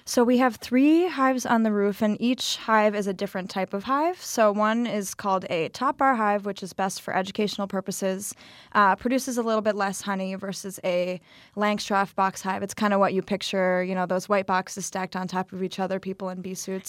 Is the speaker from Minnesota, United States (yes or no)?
yes; Minneapolis, Minnesota, United States; moved away as an adult; now in Milwaukee, United States; I'm from Minneapolis, just graduated from Marquette